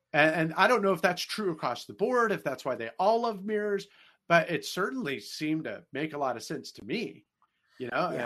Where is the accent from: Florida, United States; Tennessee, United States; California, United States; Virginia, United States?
California, United States; Bay Area; moved away as an adult; now in St. Louis, United States; I'm actually from California myself. I was born and raised in the Bay